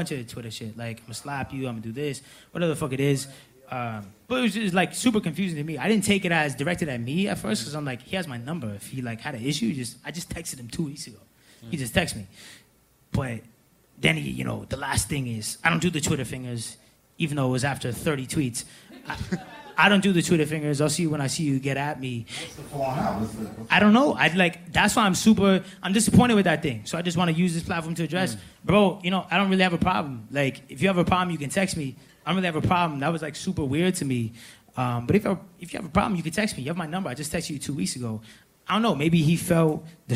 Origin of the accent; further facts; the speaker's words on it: Atlanta, Georgia, United States; we're both from Atlanta.